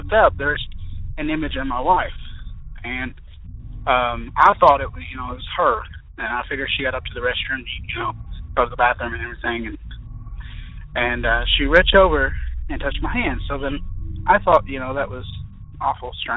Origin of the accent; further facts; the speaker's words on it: Kentucky, United States; I'm from Kentucky.